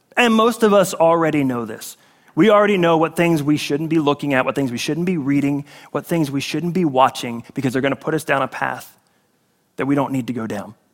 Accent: Northeast, United States; now in Florida, United States; I'm from the Northeast

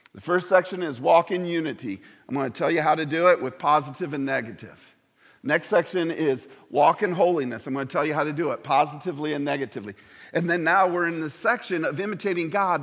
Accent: Indiana, United States; moved away; I'm from Indiana.

